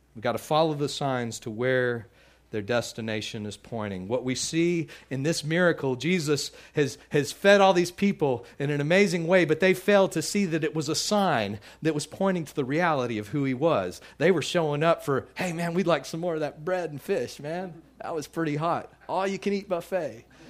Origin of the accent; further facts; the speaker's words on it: Midland, Texas, United States; moved away; also born or lived in Louisiana; I grew up out in, in Midland, Texas, and lived out in the, in the country a little bit